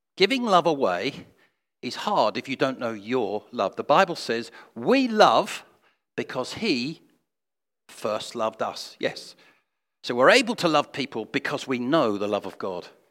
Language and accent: English; England, United Kingdom; I'm English